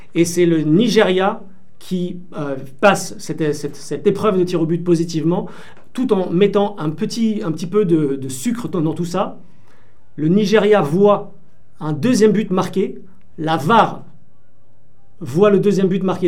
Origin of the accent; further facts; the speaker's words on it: France; je suis né en France